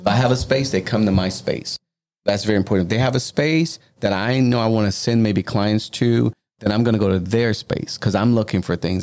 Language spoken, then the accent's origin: English; Louisiana, United States; moved away; I'm originally from Louisiana, right? And where we're building is in my home city.